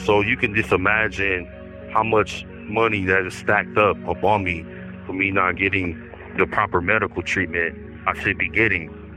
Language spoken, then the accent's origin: English; Milwaukee, Wisconsin, United States; moved away as an adult; also born or lived in Madison, Wisconsin; I'm from Milwaukee, Wisconsin. I moved to Madison 2017 to get out of the poverty situation that I was in.